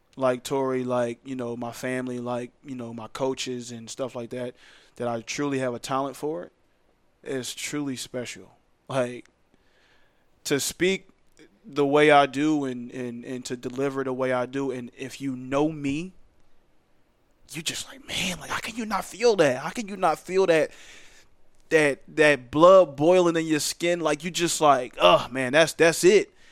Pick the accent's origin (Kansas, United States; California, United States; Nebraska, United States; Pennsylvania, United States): Pennsylvania, United States; Philadelphia; moved away as an adult; now in Charlotte, United States; I'm from there. I grew up there. I was once a Philly fan